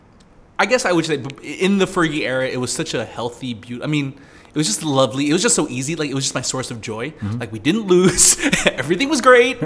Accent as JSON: {"language": "English", "country": "United States", "tie": "born or raised there", "moved": "yes", "lives_now": "Singapore", "said": "growing up in the States, having four seasons"}